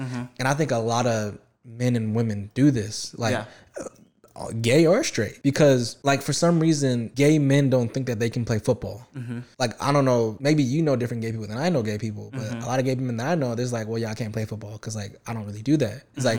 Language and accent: English; the South, United States; I was raised in the South, you know, with a pretty hood dad, and you know, my mom is from the country.